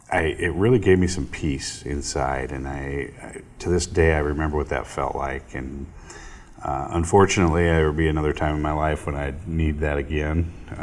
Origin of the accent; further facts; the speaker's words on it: Forest City, United States; around my eighth grade year, and so I graduated from Forest City High School, and so I call Forest City my hometown.